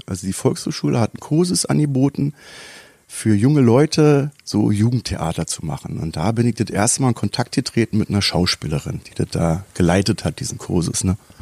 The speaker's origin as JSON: {"language": "German", "region": "Berlin", "country": "Germany", "said": "ich komme aus Neukölln"}